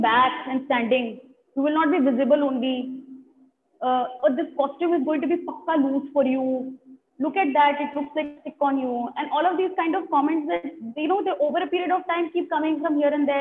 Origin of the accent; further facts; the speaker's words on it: Delhi, India; I have lived in Delhi for all my life